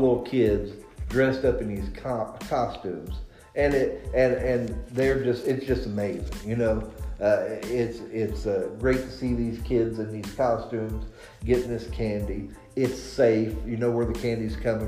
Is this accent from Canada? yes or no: no; Indiana, United States; I'm from Indiana